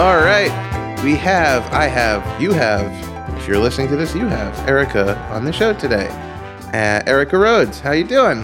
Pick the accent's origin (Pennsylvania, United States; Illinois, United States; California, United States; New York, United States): New York, United States; Long Island; also born or lived in Queens; we moved from Queens to Long Island